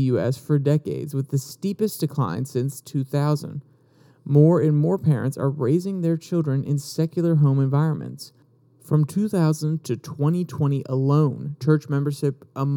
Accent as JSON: {"language": "English", "country": "United States", "said": "we are all American"}